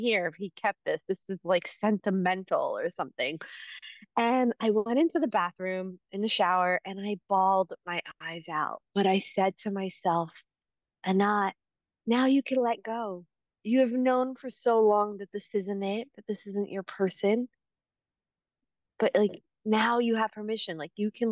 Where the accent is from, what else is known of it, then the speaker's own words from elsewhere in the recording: East Coast, United States; moved away as an adult; also born or lived in New York City; now in California, United States; growing up on the East Coast